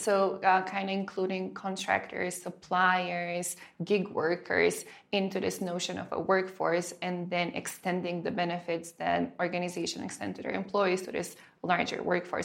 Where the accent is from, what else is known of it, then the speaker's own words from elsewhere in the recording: North Macedonia; moved away; I grew up in Macedonia.